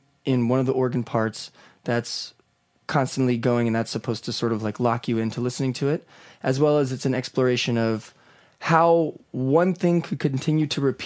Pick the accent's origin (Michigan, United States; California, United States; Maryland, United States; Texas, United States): Maryland, United States; Baltimore; moved away as an adult; also born or lived in Chicago / New York; I grew up in Baltimore, went to college in Chicago for my undergrad at DePaul University